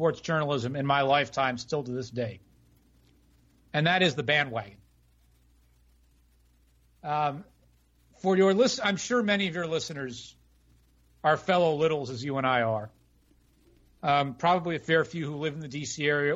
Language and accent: English; Washington, District of Columbia, United States; It played in D.C., my hometown, when I was a kid